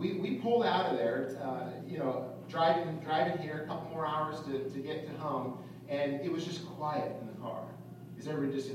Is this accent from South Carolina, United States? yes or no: no; California, United States; I'm from California, and so, you know, in California, I grew up surfing